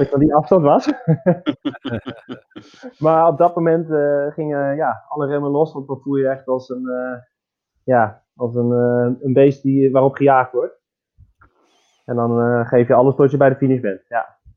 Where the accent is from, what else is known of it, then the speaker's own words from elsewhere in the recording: Netherlands; moved away as an adult; also born or lived in Germany; now in Switzerland; wij als, als Nederlanders